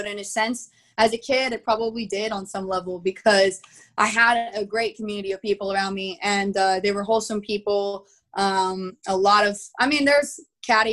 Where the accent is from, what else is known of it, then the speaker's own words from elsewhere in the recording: Texas, United States; I'm from Texas